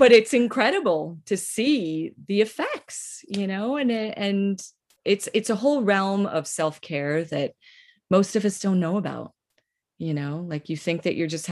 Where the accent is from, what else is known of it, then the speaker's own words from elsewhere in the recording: Northeast, United States; I'm from the Northeast